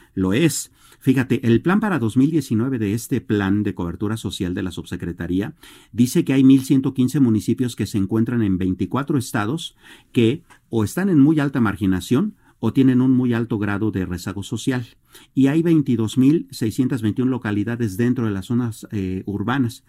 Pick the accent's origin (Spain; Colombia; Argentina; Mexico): Mexico; como mexicanos